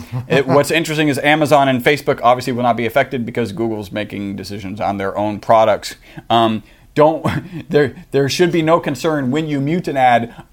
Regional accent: Texas, United States; We're from Texas. That's why we say howdy

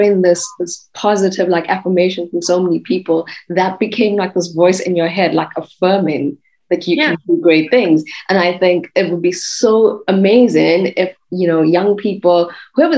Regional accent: South Africa; now in Germany; I come from South Africa and I'm living in Germany

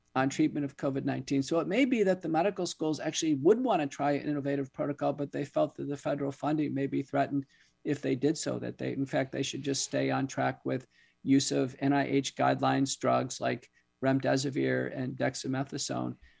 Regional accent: United States; as an American

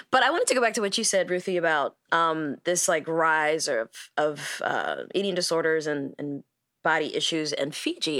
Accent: United States; as an American

